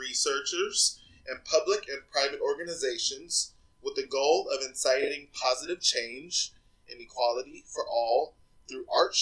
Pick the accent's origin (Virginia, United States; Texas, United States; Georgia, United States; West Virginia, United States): Texas, United States; Austin; I was born in Austin, Texas